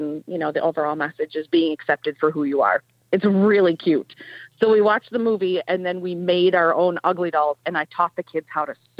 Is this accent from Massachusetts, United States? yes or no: no; Escanaba, Michigan, United States; moved away as an adult; also born or lived in Houghton, Michigan / Calumet, Michigan; now in Lake Linden, United States; I'm originally from Escanaba. I grew up in Escanaba